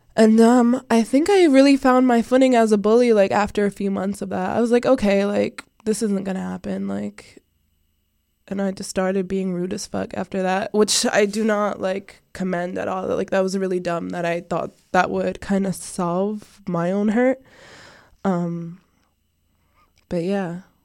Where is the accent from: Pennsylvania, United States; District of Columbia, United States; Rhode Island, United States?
Rhode Island, United States; Providence; I am from Providence, Rhode Island. I was born in Providence, Rhode Island